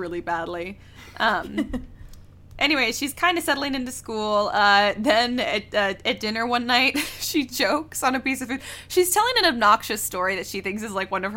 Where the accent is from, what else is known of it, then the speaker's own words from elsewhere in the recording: Texas, United States; being from Texas